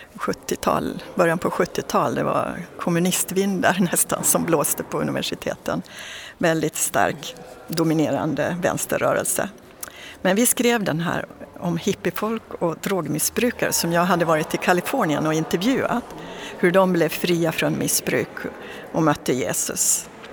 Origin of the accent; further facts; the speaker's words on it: Dalarna County, Sweden; jag född och uppväxt i en liten by i Dalarna